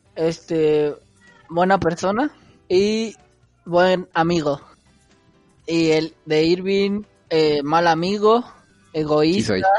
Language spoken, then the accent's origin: Spanish; Mexico City, Mexico; yo personal soy de Iztapalapa